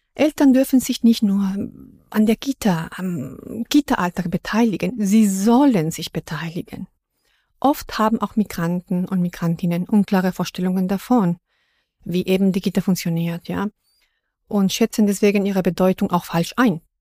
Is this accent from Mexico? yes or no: yes; Mexico; first language Spanish; German is a second language; now in Berlin, Germany; wo ich herkomme aus Mexiko